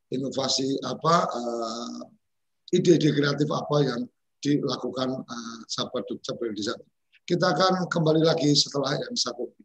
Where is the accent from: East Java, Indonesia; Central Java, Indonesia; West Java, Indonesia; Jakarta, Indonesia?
Central Java, Indonesia; Temanggung; ini kampung saya ini Prof, saya besar di Temanggung, jadi Temanggung Gandem Pol.